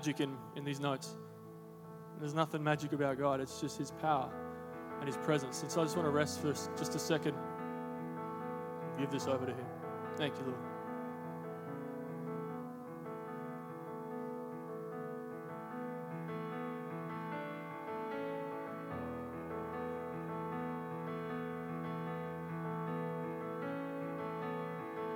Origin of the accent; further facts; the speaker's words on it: Darwin, Northern Territory, Australia; moved away as an adult; now in Sydney, Australia; I'm from Darwin. If you didn't know that, from the Northern Territory all the way up yonder.